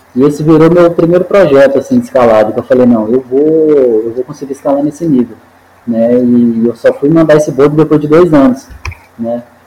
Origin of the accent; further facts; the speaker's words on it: Belo Horizonte, Minas Gerais, Brazil; also born or lived in Montes Claros, Minas Gerais; now in Serra do Cipó, Brazil; na verdade eu sou natural de Montes Claros, no norte de Minas, né? Mas minha família veio quando eu tinha por volta de uns oito anos para Belo Horizonte